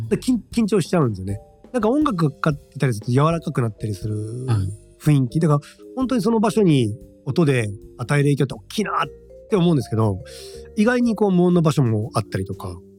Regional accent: Shimane, Japan; 僕は島根県の生まれなんで田舎者

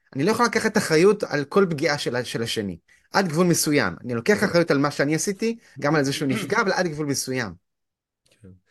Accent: Haifa, Haifa District, Israel; אני גדלתי בחינוך לא דתי, בית ספר ריאלי בית ספר ריאלי בחיפה

